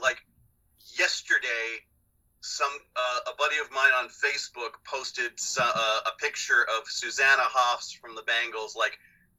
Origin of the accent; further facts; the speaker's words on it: Southern Ontario, Canada; accent: Southern Ontario twang; my standard, you know, Southern Ontario twang